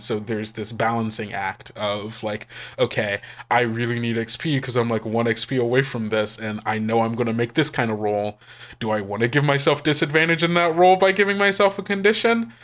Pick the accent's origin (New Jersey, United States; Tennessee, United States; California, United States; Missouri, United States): Missouri, United States; St. Louis; I am originally from Saint Louis, Missouri.